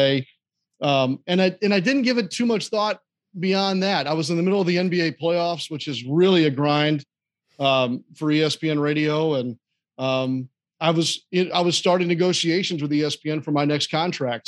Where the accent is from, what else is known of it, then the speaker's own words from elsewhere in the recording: St. Louis, Missouri, United States; moved away; I grew up in Saint Louis